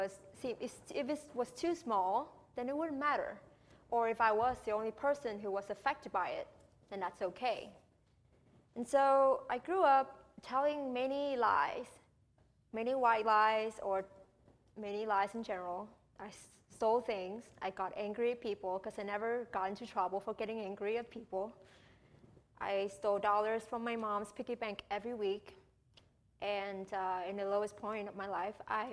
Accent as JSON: {"language": "English", "country": "Vietnam", "tie": "born or raised there", "moved": "as an adult", "lives_now": "United States", "said": "I was born and raised in Vietnam for 18 years before I came to the U.S."}